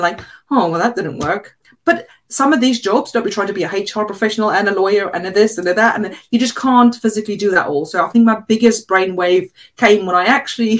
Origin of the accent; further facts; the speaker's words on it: South Africa; English is a second language; moved away as an adult; now in England; I was brought up in South Africa.